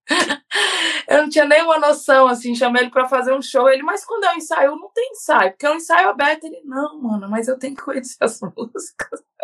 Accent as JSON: {"language": "Portuguese", "town": "Brasília", "region": "Federal District", "country": "Brazil", "tie": "born or raised there", "moved": "as an adult", "lives_now": "Curitiba, Brazil", "said": "Brasília, passei minha infância e adolescência em Brasília. Eu vim para Curitiba, eu já estava com 28 anos"}